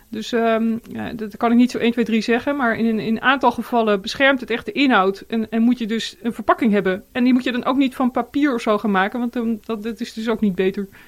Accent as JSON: {"language": "Dutch", "country": "Netherlands", "said": "als mens en als, als, als Nederlanders"}